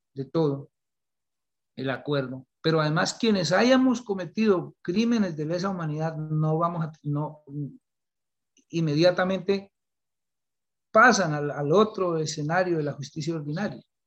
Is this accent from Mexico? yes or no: no; Colombia